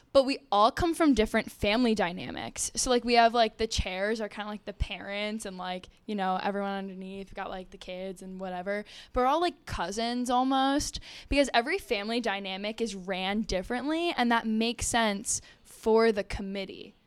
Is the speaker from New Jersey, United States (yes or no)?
yes; New Jersey, United States; I'm from New Jersey